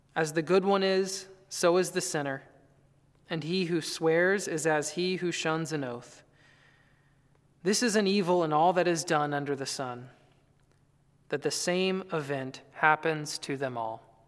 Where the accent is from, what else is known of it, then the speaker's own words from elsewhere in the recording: North Carolina, United States; I grew up in North Carolina